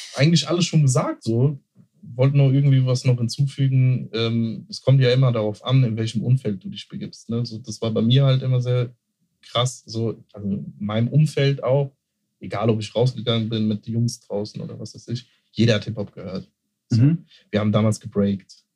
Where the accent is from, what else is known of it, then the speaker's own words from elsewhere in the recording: Mörfelden-Walldorf, Hesse, Germany; in Fällen Waldorf, wo ich groß geworden bin, in der Doppelstadt